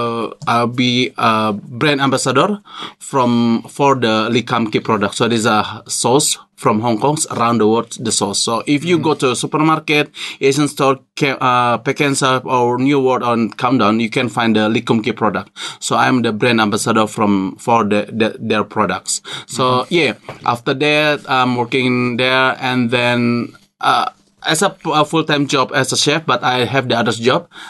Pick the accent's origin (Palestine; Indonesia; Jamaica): Indonesia; English is a second language; moved away as an adult; now in Invercargill, New Zealand; I am from Indonesia